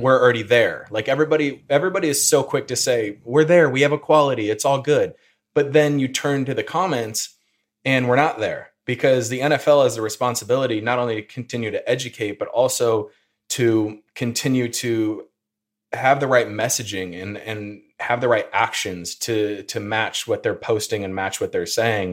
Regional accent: Peoria, Illinois, United States; also born or lived in Indianapolis, Indiana; I'm from the Peoria area in Illinois

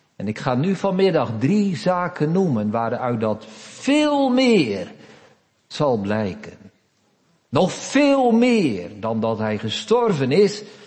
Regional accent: Netherlands; we zijn Nederlanders van vandaag de dag

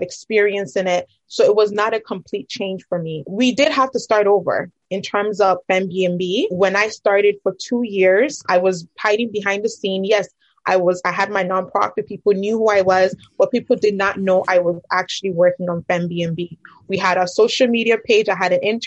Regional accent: Ghana; moved away; I'm originally from Ghana

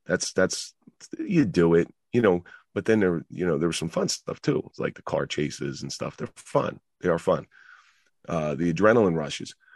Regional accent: Atlantic City, New Jersey, United States; also born or lived in Roseland, New Jersey; the people I grew up in around Atlantic City

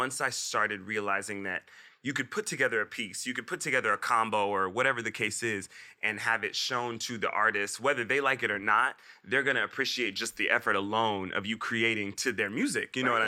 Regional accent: Miami, Florida, United States; born there; I was born in Miami, Florida, and my family is all in Florida.

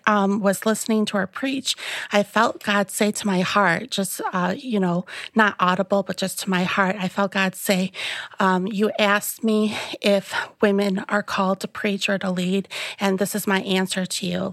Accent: La Grange, Illinois, United States; I grew up here in the Chicagoland area, um, in LaGrange. It's, it's, um, southwest suburb of Chicago. And I've lived here my whole

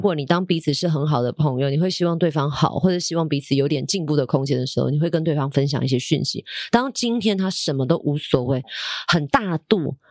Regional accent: Taipei, Taiwan; 我自己也是住在大安区。可是不是因为我 后来埋在大安区，而是我从小就在这个区域长大，嗯。所以我的，呃，购物需求也是从周边开始

